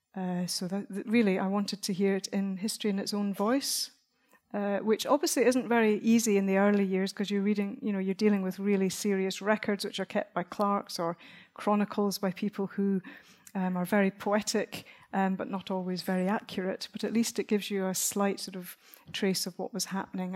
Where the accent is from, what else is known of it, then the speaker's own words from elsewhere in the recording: Dunbar, Scotland, United Kingdom; There's a part of Scotland where I was brought up, I come from Dunbar